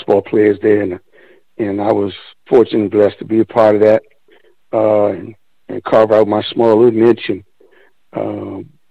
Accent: Washington, District of Columbia, United States; moved away; also born or lived in Seattle / Oklahoma City; being from the DMV

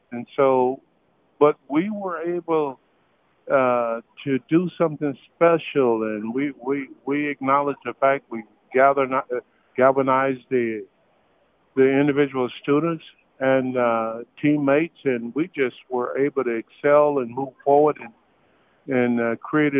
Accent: Chipley, Florida, United States; My hometown was Chipley, Florida

